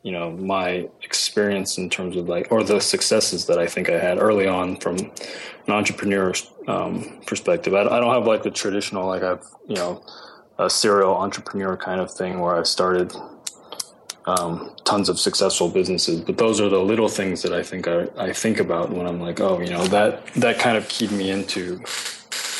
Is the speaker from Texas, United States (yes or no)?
yes; Houston, Texas, United States; moved away as an adult; also born or lived in Ithaca, New York; now in Los Angeles, United States; growing up in Texas